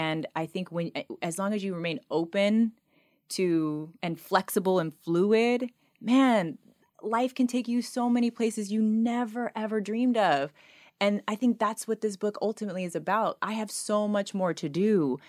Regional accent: United States; I grew up on the Oprah Winfrey Show.

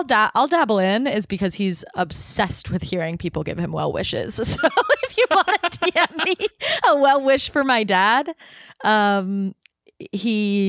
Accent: Cleveland, Ohio, United States; I'm from Cleveland, Ohio.

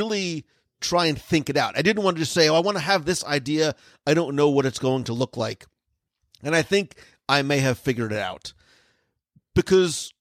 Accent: New Jersey, United States; now in Florida, United States; I come from Jersey, where diners are a thing

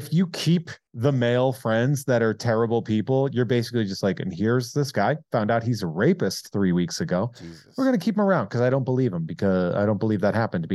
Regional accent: Massachusetts, United States; I'm from Massachusetts

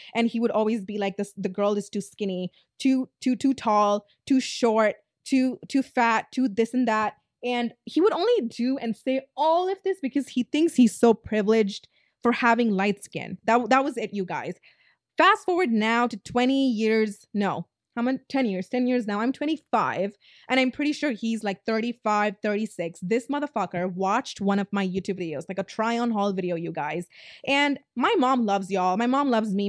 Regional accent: Tamil Nadu, India; I'm Indian, South Indian, Tamilian

